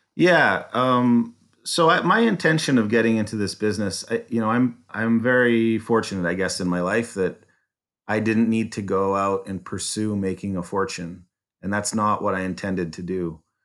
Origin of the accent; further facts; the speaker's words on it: Calgary, Alberta, Canada; moved away as an adult; now in Detroit, United States; I was born in Calgary